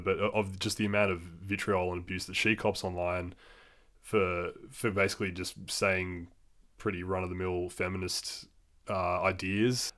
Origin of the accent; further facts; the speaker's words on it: Australia; as a man growing up in Australia